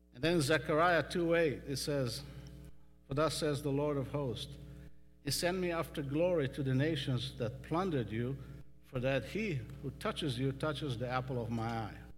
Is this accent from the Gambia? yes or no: no; Western Galilee, Northern District, Israel; moved away as an adult; also born or lived in California; now in Texas, United States; I grew up in Western Galilee